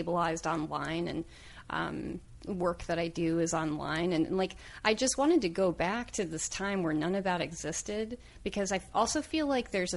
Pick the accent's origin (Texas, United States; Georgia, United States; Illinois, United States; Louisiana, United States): Illinois, United States; Oak Park; also born or lived in Upland, California / Marion, Alabama; now in Los Angeles, United States; we moved up to Oak Park, Illinois, when I was about 9 or 10